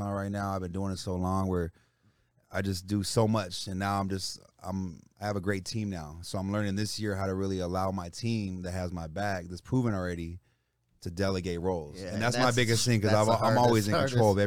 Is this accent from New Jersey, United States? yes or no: no; Palmdale, California, United States; also born or lived in Los Angeles; I grew up in Palmdale, Lancaster area